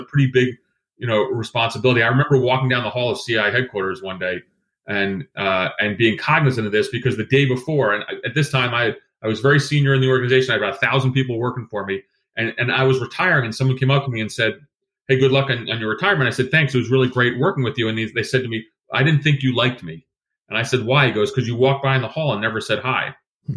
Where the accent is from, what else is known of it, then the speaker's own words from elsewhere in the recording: Greece; moved away; I was born in Greece.